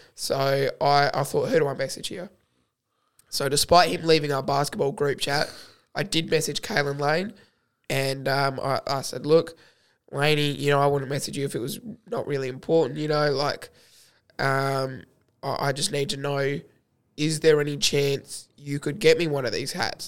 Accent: Australia

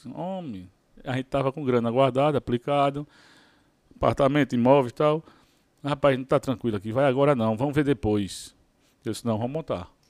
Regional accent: Maceió, Alagoas, Brazil; sou lá de Maceió, Alagoas.

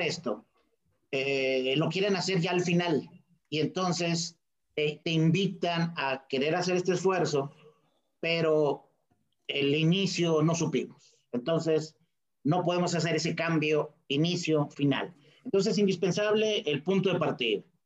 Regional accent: Monterrey, Nuevo León, Mexico; soy un regiomontano muy orgulloso

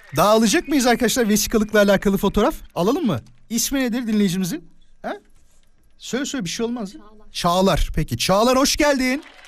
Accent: İzmit, Kocaeli, Turkey; ben İzmit'liyim

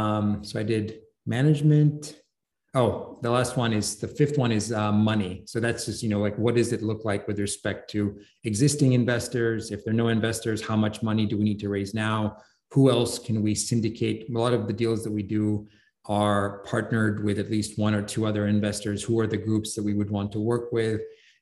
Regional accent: England, United Kingdom; like I grew up in England, so I follow English football.

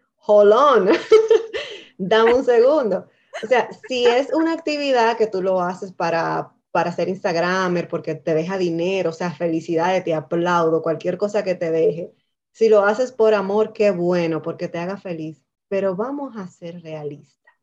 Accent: Dominican Republic; now in Canada; Nosotras básicamente somos dos dominicanas en Canadá, madres también. Eh, inmigrantes

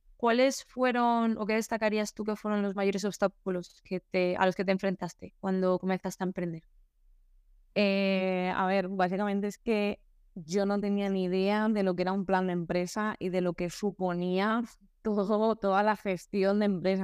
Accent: Altea, Valencian Community, Spain; en Altea, mi pueblo, un pueblo muy bonito

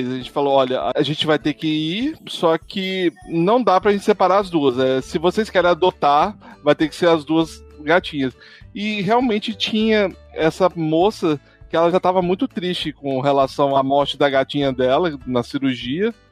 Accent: Espírito Santo, Brazil; Eu não, sou do Espírito Santo.

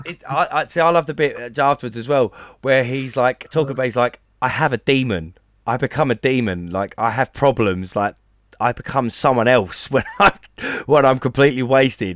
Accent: Basildon, East of England, United Kingdom; I'm from a place that we call Baz Vegas

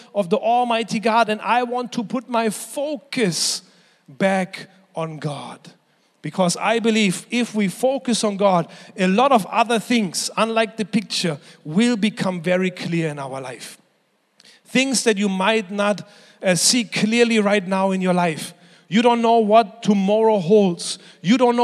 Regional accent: Germany; moved away; When I was growing up in Germany, I was 14 years old.

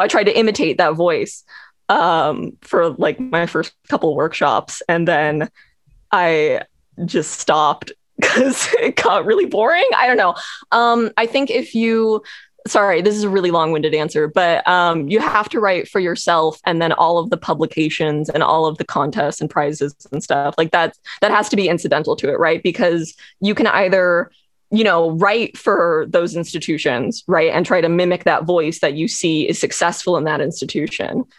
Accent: Los Angeles, California, United States; I'm from Los Angeles

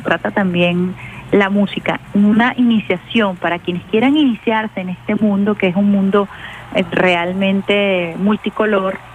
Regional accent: Venezuela; como venezolana

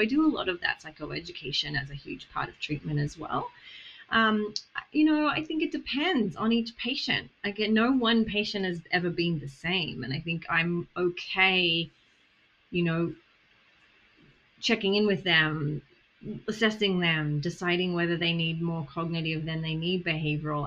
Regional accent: Australia; accent: Australian; moved away; I came from Australia. My accent is Australian.

